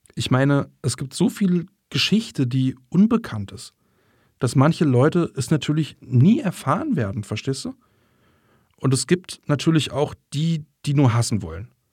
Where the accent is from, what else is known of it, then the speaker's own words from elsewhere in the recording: northern Alabama, United States; German is a second language; moved away as an adult; now in Germany; Da, wo ich aufgewachsen bin, gab es nicht nur eine deutsche Siedlung, etwa in den späten 60ern, als das Raumfahrtprogramm begann